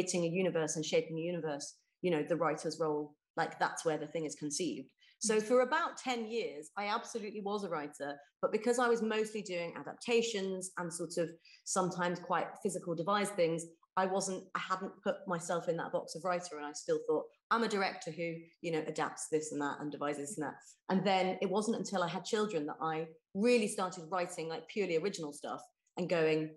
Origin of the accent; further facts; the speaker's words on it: West Country, South West England, United Kingdom; I grew up in the West Country